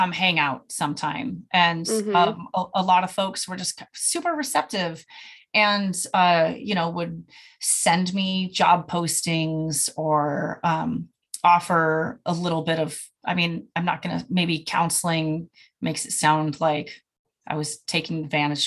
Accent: California, United States; moved away; I'm from California

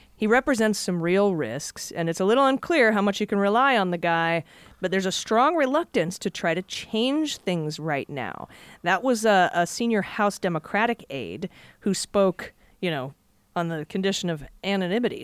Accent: Ohio, United States; when I grew up in Ohio, uh, on Whittlesey Drive

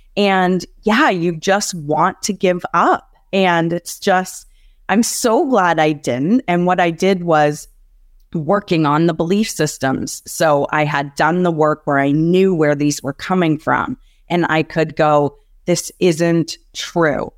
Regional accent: Canada; I grew up in Canada

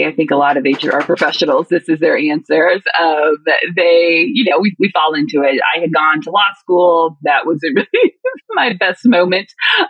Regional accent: Mississippi, United States; I am originally from Mississippi.

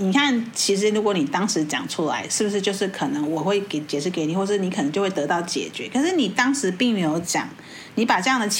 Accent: Taiwan; 在我们台湾人的眼光，

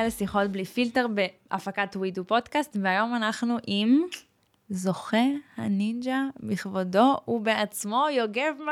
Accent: Russia; אני רוסייה ולא שתיתי אלכוהול.

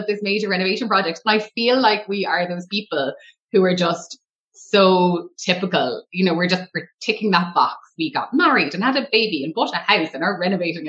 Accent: Waterford, Munster, Ireland; also born or lived in Tramore, Co Waterford; I'm from Waterford

